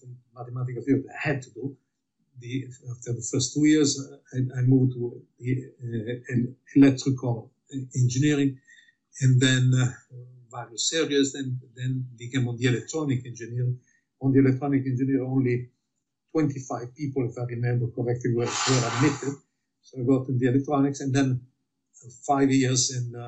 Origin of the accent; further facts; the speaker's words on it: Milan, Lombardy, Italy; moved away; I was born in Milan, Italy, in the center of the war, in the bombing in Milan